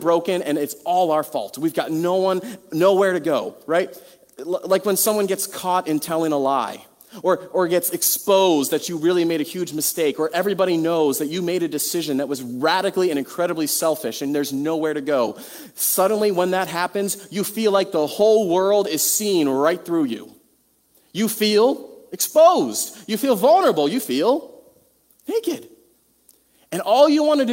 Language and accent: English; United States; Western American people